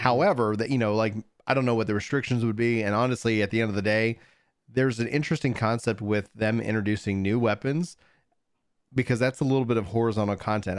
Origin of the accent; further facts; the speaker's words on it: East Texas, United States; I, I was born in East Texas